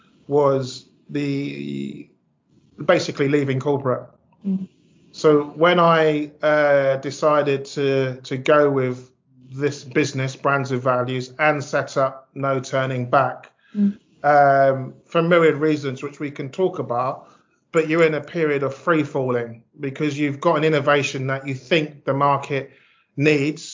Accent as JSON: {"language": "English", "region": "London", "country": "United Kingdom", "tie": "born or raised there", "also_born_or_lived": "Ghana", "said": "I'm from South London. You know, I went to a local comp."}